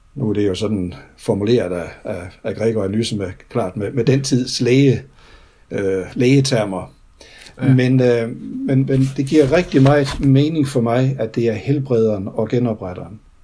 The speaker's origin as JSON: {"language": "Danish", "country": "Denmark", "tie": "born or raised there", "moved": "yes", "said": "da jeg var spejder hjemme i Grænsted for mange år siden"}